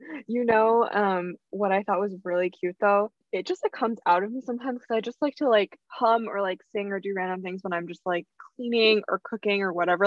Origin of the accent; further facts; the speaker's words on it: Plainsboro, New Jersey, United States; also born or lived in Rhode Island; when people ask me what my where my hometown is i say plainsboro